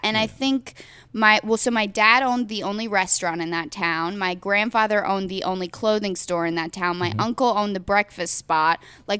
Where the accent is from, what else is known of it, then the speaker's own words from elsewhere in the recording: Greenville, South Carolina, United States; also born or lived in Charlotte, North Carolina / Chester, South Carolina; Was raised in Greenville, South Carolina, which is a beautiful town.